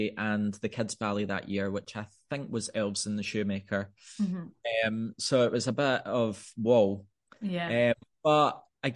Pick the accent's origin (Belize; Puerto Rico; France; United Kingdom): United Kingdom; Scotland; moved away as an adult; with my family being based in Scotland, and you know, it's my home country